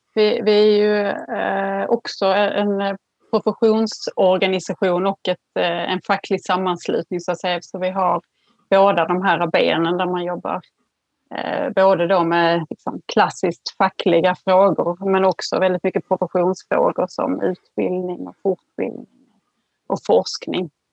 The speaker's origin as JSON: {"language": "Swedish", "region": "Skåne", "country": "Sweden", "tie": "born or raised there", "said": "jag är född och uppvuxen i Skåne"}